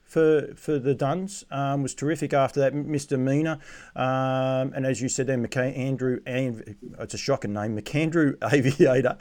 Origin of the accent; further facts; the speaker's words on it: Australia; Do I take it, as an Australian